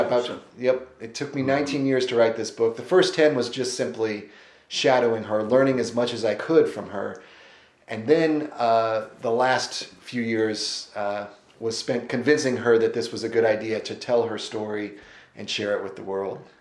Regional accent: the Ozarks of Missouri, United States; moved away as an adult; also born or lived in Emory, Virginia; now in Asheville, United States; originally from the Ozarks of Missouri, but as soon as I could, I moved to the Appalachians.

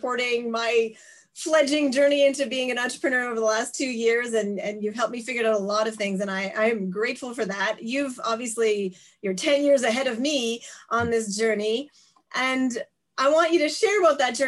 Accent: Canada; also born or lived in Montreal; now in Japan; I'm a Canadian political scientist living and teaching in Japan

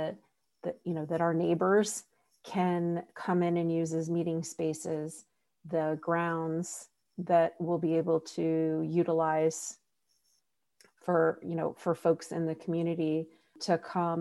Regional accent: Columbus, Ohio, United States; I'm actually from Columbus

